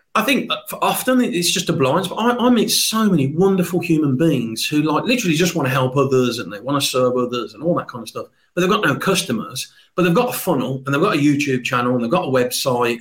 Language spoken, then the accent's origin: English; Birmingham, West Midlands, United Kingdom; never underestimate a Brummie